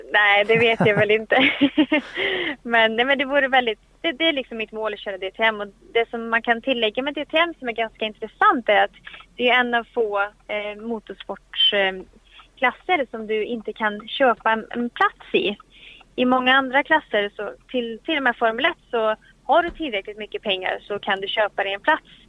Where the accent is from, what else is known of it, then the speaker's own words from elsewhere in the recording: Sweden; här hemma i Sverige